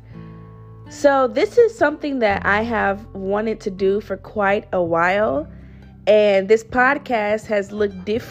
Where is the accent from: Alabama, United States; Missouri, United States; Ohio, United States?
Missouri, United States; St. Louis; moved away as an adult; now in Austin, United States; I am currently in Austin, Texas, but I'm from St. Louis, Missouri originally